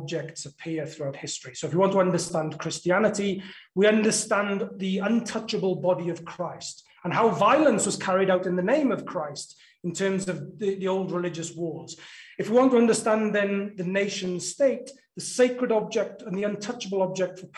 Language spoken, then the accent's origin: English; South Wales Valleys, United Kingdom; life growing up in the South Wales Valleys